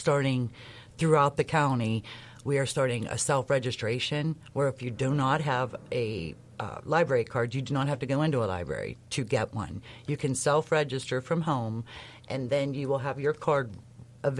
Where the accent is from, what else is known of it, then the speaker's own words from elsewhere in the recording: Liberty, Pennsylvania, United States; I grew up in Liberty Borough. I went to South Allegheny High School